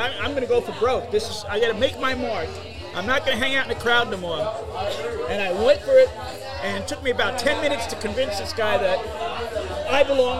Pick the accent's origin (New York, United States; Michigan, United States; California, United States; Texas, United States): New York, United States; New York City; moved away as an adult; also born or lived in Long Island, New York; now in Florida, United States; I'm born and raised in the Bronx, and then I was raised in Queens, New York, Rosedale.